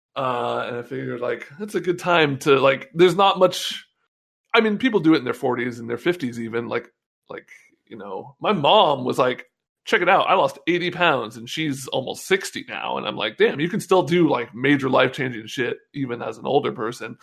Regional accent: North Bay, California, United States; also born or lived in San Francisco; I've lived in the Bay my whole life. You know, I grew up in the North Bay

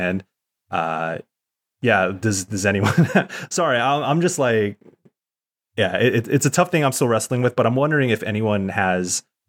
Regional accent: San Diego, California, United States; Because we're Filipino American, you know, it's a little different with Filipinos from the Philippine Islands. I think that's something I've always wrestled with, because I'm very grateful to have grown up in a community here in Southeast San Diego.

